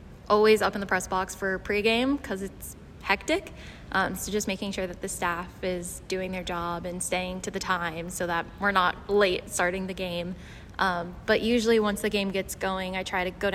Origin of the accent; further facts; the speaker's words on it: New York, United States; moved away as an adult; also born or lived in Arkansas; now in Bradenton, United States; I grew up in New York, and my family are still the Yankee fans